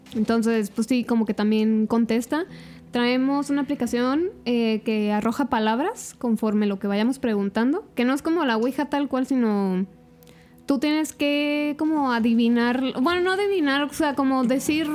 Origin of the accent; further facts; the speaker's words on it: Zamora, Michoacán, Mexico; yo soy de aquí de Zamora